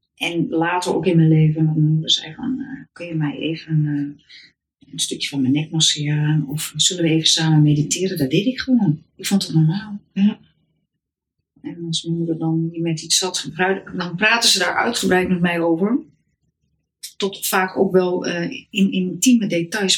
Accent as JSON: {"language": "Dutch", "town": "Heemstede", "region": "North Holland", "country": "Netherlands", "tie": "born or raised there", "also_born_or_lived": "Haarlem / Amsterdam", "moved": "as an adult", "said": "Haarlem ben ik eh, geboren in Heemstede opgegroeid"}